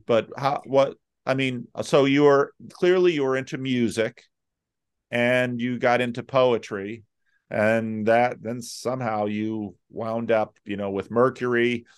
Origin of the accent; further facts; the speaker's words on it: United States; growing up in the United States during the Cold War